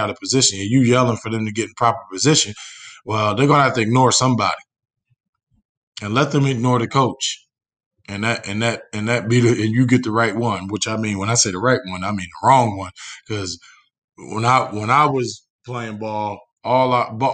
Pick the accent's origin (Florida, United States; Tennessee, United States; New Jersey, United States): New Jersey, United States; now in Indiana, United States; I'm from New Jersey